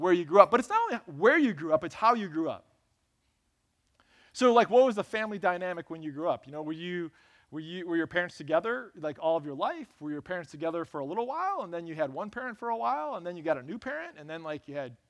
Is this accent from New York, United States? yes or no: no; Lansing, Michigan, United States; I grew up on Burnham Avenue in Lansing